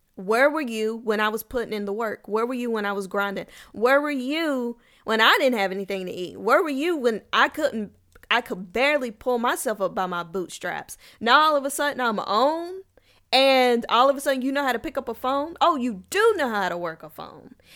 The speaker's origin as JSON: {"language": "English", "region": "Kentucky", "country": "United States", "moved": "yes", "lives_now": "Texas, United States", "said": "I am from Kentucky. I currently live in Texas"}